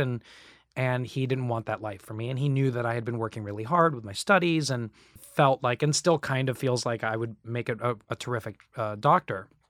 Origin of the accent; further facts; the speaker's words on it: Kissimmee, Florida, United States; also born or lived in Staten Island, New York; I was born in, in Staten Island. And my parents were like, "We can't raise kids here." So we moved down there when I was four. And, uh, and I was raised in, in, actually in Kissimmee, Florida